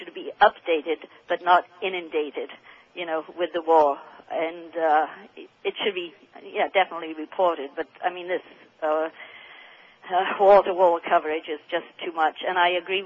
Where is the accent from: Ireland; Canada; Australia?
Canada; now in Windsor, Canada; I'm a Canadian